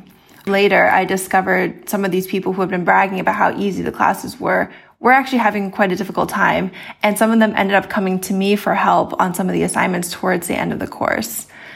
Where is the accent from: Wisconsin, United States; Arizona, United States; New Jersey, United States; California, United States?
California, United States; Both of my parents are software engineers. I grew up in Silicon Valley, went to school at Stanford, studied engineering.